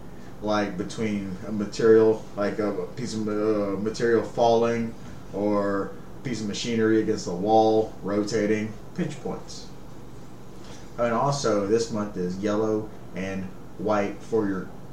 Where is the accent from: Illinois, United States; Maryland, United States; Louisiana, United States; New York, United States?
Louisiana, United States; Elizabeth; we grew up in Elizabeth and shit, so it was like, you know, 45-minute drive to base